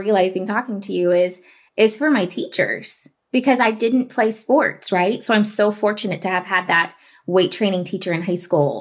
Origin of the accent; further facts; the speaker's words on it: Floyd Knobs, Indiana, United States; Anytime Fitness in my hometown